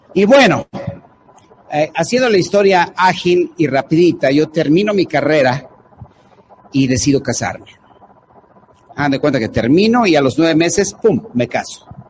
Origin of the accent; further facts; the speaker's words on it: Mexico City, Mexico; yo soy de, de, la Ciudad de México, soy chilango.